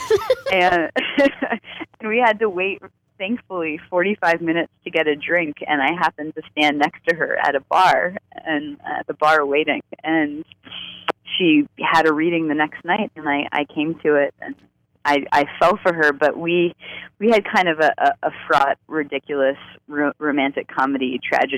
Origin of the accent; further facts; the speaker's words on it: Central Florida, United States; moved away as an adult; I grew up in Central Florida, which was very conservative